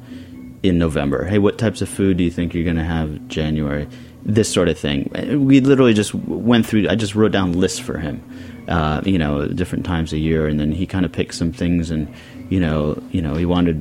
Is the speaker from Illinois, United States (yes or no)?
no; Bonny Doon, California, United States; also born or lived in New York City; now in South Orange, United States; I didn't even grow up in Santa Cruz. I grew up in Bonny Doon, which is just... We don't even have traffic lights. It's just the mountains